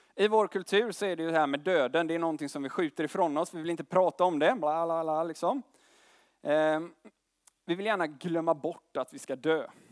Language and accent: Swedish; Gothenburg, Västra Götaland, Sweden; Jag kommer från Göteborg